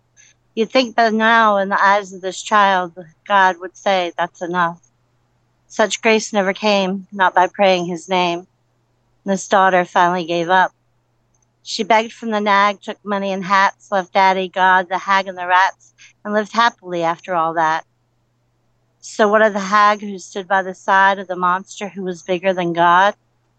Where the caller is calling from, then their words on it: Somerville, South Carolina, United States; It's from Somerville, South Carolina, near Charleston, and it is awesome sauce.